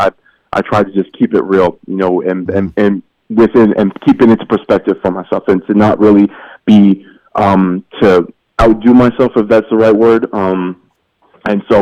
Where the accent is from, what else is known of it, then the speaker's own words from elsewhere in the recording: Canada; moved away as an adult; now in United States; me being the Canadian who ended up playing professionally in America